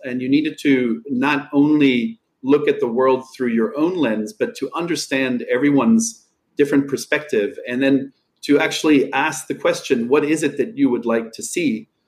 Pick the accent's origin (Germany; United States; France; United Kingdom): Germany; Einbeck, Lower Saxony; moved away; I worked as a carpenter, was in my hometown of Einbeck